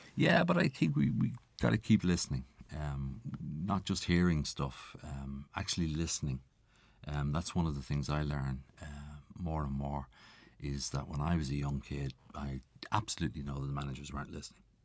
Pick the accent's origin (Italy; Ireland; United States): Ireland